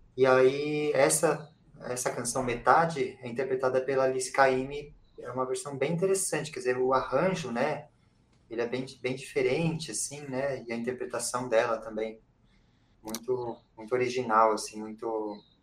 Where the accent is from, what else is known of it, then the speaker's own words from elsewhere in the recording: São Paulo, Brazil; eu sou compositor, cantor é, e, daqui de São Paulo